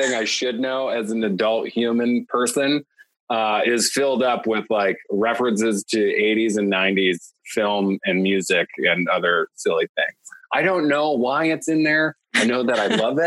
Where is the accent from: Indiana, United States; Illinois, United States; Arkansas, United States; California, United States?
Illinois, United States; Chicago; born or raised there